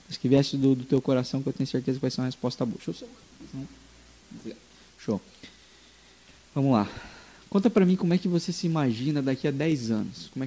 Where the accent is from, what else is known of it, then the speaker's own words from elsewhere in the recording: Rio Branco, Acre, Brazil; moved away as an adult; also born or lived in Lages; now in Araquari, Brazil; Eu sou de Rio Branco, da capital.